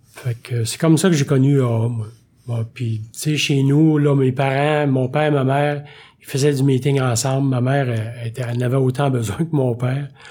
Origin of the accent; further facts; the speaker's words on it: Warwick, Quebec, Canada; moi je suis né à Warwick, dans le canton de l'Est